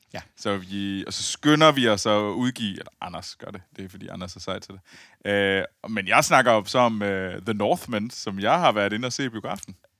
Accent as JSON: {"language": "Danish", "area": "near Skibild", "region": "Central Denmark Region", "country": "Denmark", "tie": "born or raised there", "moved": "yes", "said": "Jeg sidder jo i mit gamle, i mit gamle værelse ja. øh, i, øh, i, i, lidt uden for Skibild, øh, hvor jeg voksede op"}